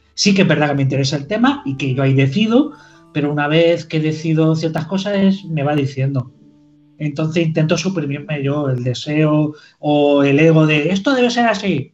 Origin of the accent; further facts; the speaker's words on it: Girona, Catalonia, Spain; also born or lived in Caravaca de la Cruz, Murcia; soy nacido en Murcia, vivo, he vivido toda mi vida, bueno, en Murcia no, en Caravaca de la Cruz, que si ya me, empiezan a enfadar, eh, eh, toda la familia vive allí y se me enfada. Eh, y vivo, he vivido en Girona toda mi vida.